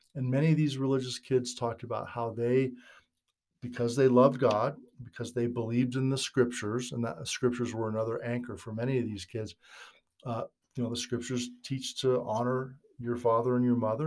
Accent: Northern California, United States; moved away as an adult; also born or lived in Utah; I was raised in Northern California back in the sixties and seventies

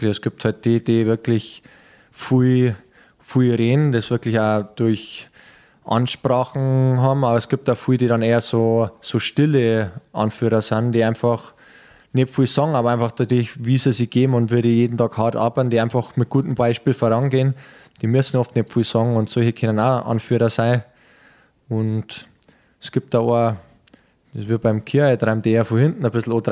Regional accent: Peißenberg, Bavaria, Germany; now in Munich, Germany; wir suchen gerade eine Wohnung in München, welche Ecken waren gut, wir haben Familie, ich bin in Peißenberg äh, aufgewachsen.

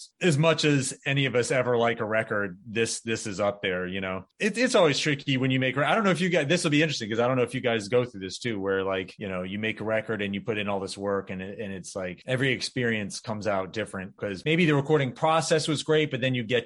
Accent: North Florida, United States; I grew up in North Florida

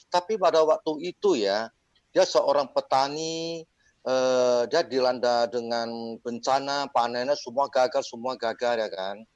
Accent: Medan, North Sumatra, Indonesia; Ini eh, saya dari Medan ya

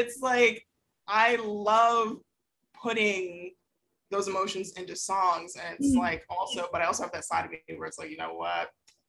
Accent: Atlanta, Georgia, United States; I grew up in Atlanta. Born and raised.

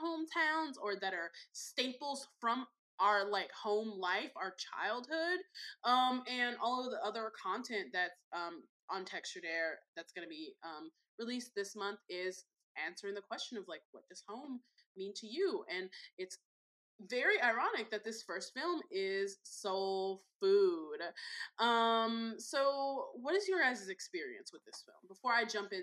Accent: Chicago, Illinois, United States; that's my hometown, and a place I'm very, very proud to be from

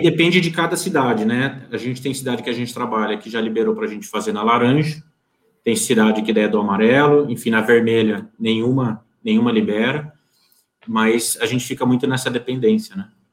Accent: Piracicaba, São Paulo, Brazil; Eu sou de Piracicaba, interior de São Paulo, aqui do encostadinho com Campinas

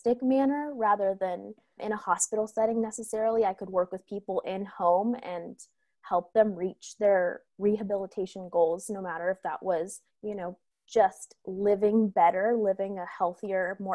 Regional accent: California, United States; growing up in California

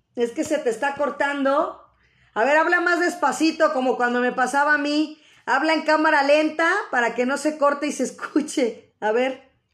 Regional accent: Mexico; tener nosotros nuestra cultura arraigada como buenos mexicanos

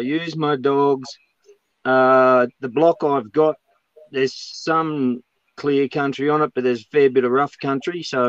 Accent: Sydney, New South Wales, Australia; now in Manildra, Australia; I'm from Manildra, originally from Sydney. You're born in Sydney, moved around the countryside.

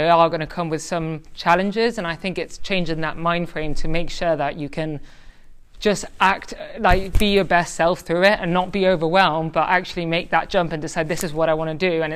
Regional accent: Tenerife, Canary Islands, Spain; now in London, United Kingdom; I'm half Spanish, half Irish. I grew up in the Canary Islands, Tenerife.

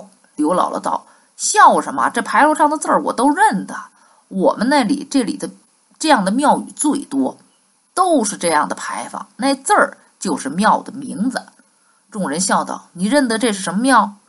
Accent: Beijing, China; 小时候在北京生活，那就住在香山附近。

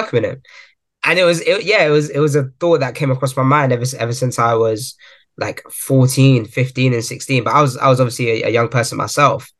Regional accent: Croydon, London, United Kingdom; born and raised in Croydon, South London

